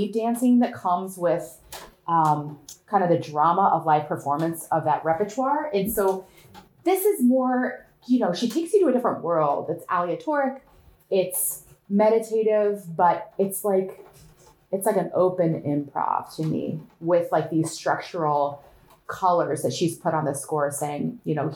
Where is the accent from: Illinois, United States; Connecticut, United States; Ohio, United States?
Ohio, United States; Northwest; I grew up on one of those families. Now we're talking rural Ohio, okay? Northwest Ohio.